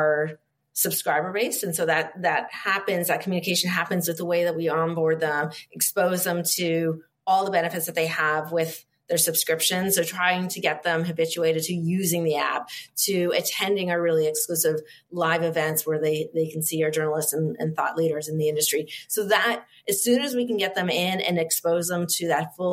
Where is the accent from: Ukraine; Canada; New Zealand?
Canada; I'm Canadian, so it feels just like home